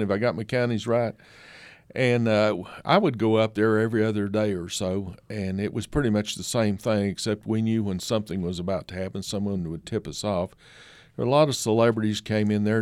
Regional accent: Kingsport, Tennessee, United States; also born or lived in Florida / Alabama; I'm from Kingsport, Tennessee, uh, and that region grew up around there

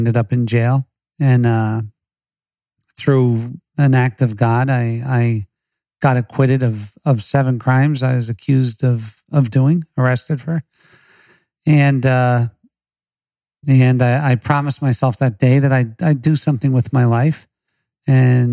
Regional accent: Scranton, Pennsylvania, United States; I was born in Scranton, Pennsylvania, in an Irish-Italian Catholic family

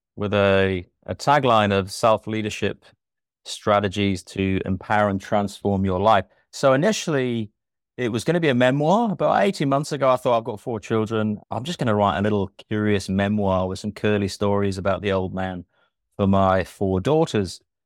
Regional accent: North East England, United Kingdom; moved away as an adult; now in Christchurch, New Zealand; born and raised in Britain in the northeast of England. Emigrated in two thousand three to come over here

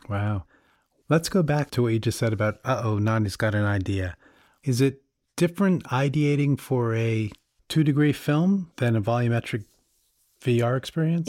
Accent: New York City, New York, United States; As a New Yorker

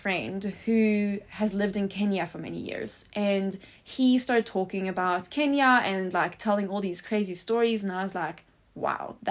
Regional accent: Stockholm, Stockholm County, Sweden; moved away as an adult; now in South Africa; I'm originally from Sweden and born and raised in Stockholm

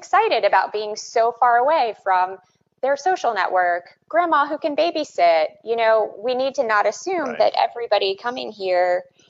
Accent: Sylvania, Ohio, United States; moved away as an adult; also born or lived in New Orleans, Louisiana; now in Maryland, United States; I grew up in Sylvania, Ohio, for the most part, and that's a suburb of Toledo, and all my extended family's from Waverly, so a small rural town in southern Ohio, but Sylvania, Ohio is where I hail from.

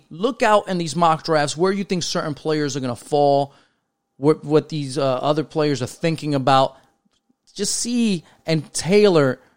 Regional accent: New York City, New York, United States; I'm from the Bronx.

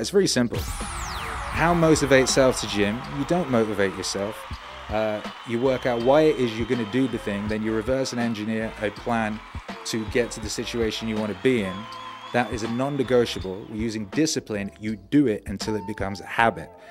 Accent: Wales, United Kingdom; first language English; also born or lived in West Midlands; now in Mexico; I was born in the West Midlands and we moved to Wales, which is a different country with a different language, uh, when I was like two or something

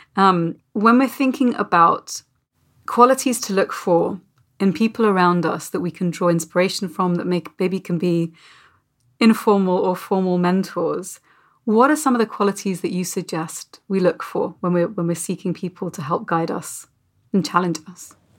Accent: United Kingdom; as a Brit

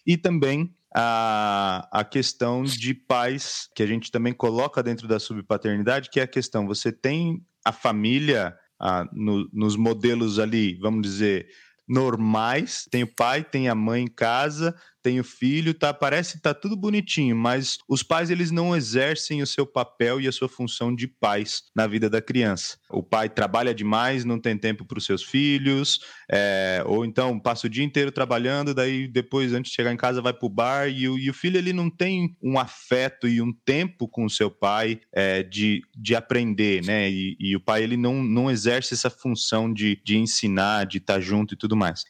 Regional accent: Nova Odessa, São Paulo, Brazil; Sou aqui de Nova Odessa, interior de São Paulo, próximo a Campinas

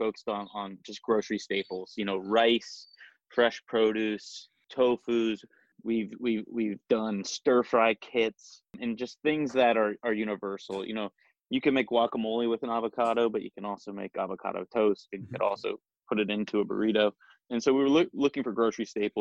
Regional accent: Dayton, Ohio, United States; now in Columbus, United States; we grew up, myself and my two co-founders, we grew up in Dayton

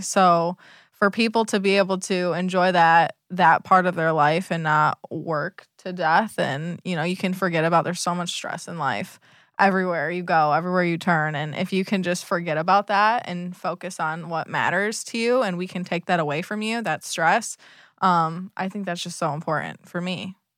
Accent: Michigan, United States; now in Southwest Florida, United States; I grew up in Michigan

